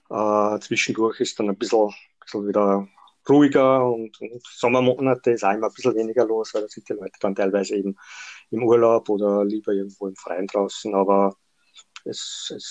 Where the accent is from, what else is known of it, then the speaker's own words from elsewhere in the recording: Austria; now in Vienna, Austria; Ich bin erst Anfang der 90er Jahre nach Wien gezogen und habe dann Mitte der 90er Jahre in meinem Heimatort äh, mal begonnen